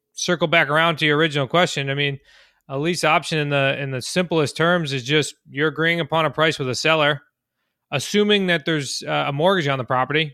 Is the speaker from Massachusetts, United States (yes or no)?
yes; Central Massachusetts, United States; I'm from Central Mass